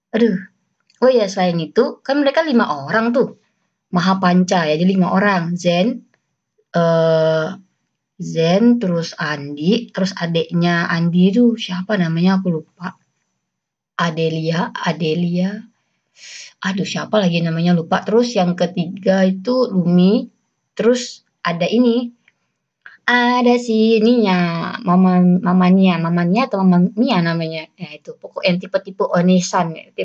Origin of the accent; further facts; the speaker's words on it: West Kalimantan, Indonesia; accent: Malay-Javanese; tapi mereka merantau ke Kalimantan Barat dan aku hi, uh, tumbuh berkembang di lingkungan Melayu. Jadi aksenku Melayu tapi Jawa, tapi juga Melayu tapi Jawa.